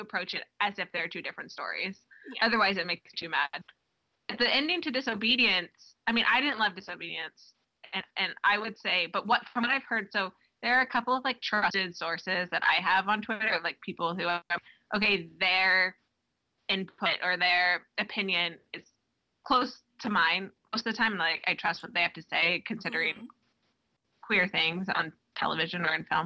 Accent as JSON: {"language": "English", "region": "Texas", "country": "United States", "moved": "yes", "lives_now": "Boston, United States", "said": "I'm from Texas"}